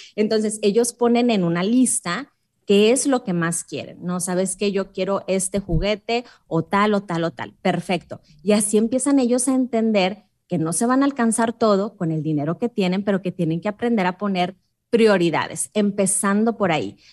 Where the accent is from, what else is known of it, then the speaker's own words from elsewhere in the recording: Mexico; es muy inseguro mi país